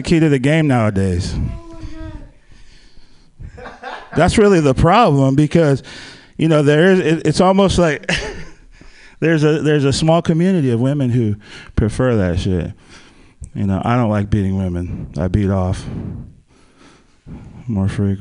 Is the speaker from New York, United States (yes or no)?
no; Palo Alto, California, United States; I'm from Silicon Valley. I grew up down there in the Bay Area, like Palo Alto area